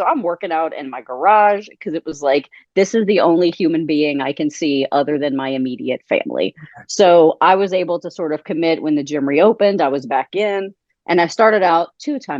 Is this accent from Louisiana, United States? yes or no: yes; Thibodaux, Louisiana, United States; also born or lived in Michigan / Tennessee; now in Midwest, United States; I am originally from Thibodaux, which is Thibodaux, Louisiana